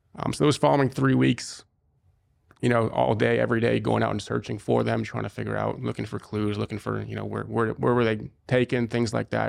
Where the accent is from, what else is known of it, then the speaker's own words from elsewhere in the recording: Cincinnati, Ohio, United States; moved away as an adult; also born or lived in Israel; I was born and raised in Cincinnati, Ohio